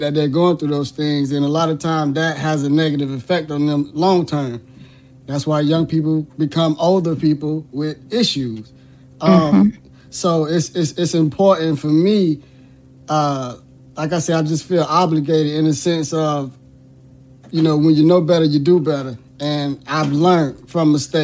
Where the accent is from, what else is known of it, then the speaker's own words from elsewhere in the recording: Miami, Florida, United States; born and raised in Miami, Florida.